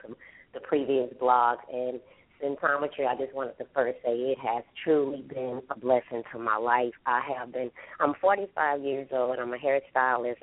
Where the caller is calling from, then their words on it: Houston, Texas, United States; I'm calling from Houston, Texas